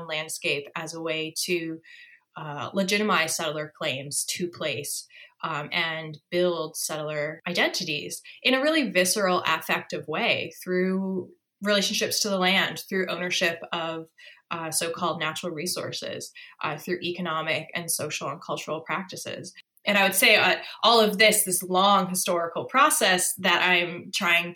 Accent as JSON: {"language": "English", "region": "New England", "country": "United States", "tie": "born or raised there", "moved": "as an adult", "lives_now": "St. John's, Canada", "said": "the types of, I guess, myths and stories that I grew up with in New England"}